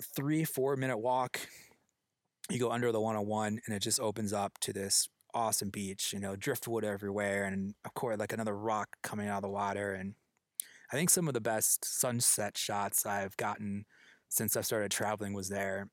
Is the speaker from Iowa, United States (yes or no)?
yes; Iowa, United States; growing up in Iowa